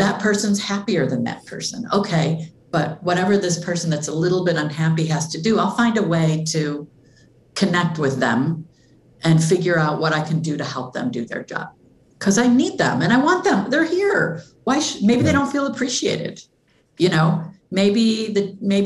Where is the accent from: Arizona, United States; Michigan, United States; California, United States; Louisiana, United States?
Michigan, United States; Flint; I'm from Flint